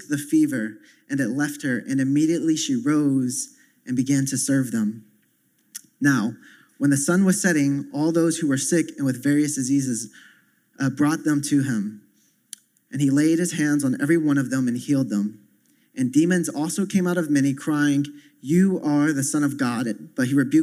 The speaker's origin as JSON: {"language": "English", "region": "the South", "country": "United States", "said": "I come from the South where you have like five different denominations on the same block"}